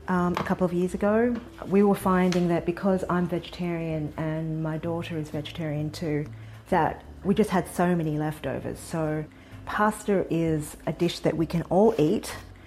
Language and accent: English; Sydney, New South Wales, Australia; now in United States; My family and I moved to the US from Sydney, Australia about 6 years ago